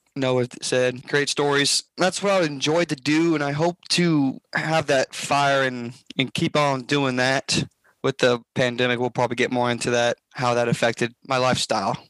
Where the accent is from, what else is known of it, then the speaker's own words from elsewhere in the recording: Memphis, Tennessee, United States; now in Jonesboro, United States; I was born and raised in Memphis, Tennessee